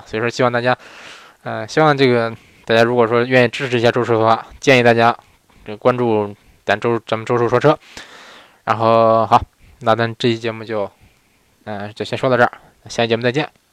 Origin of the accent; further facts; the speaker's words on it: northern China, China; moved away as an adult; now in Japan; 我也是北方人。呃，我，我在国内长这么大，我在国内长，长这么大，在国内过了二，二，二十多年吧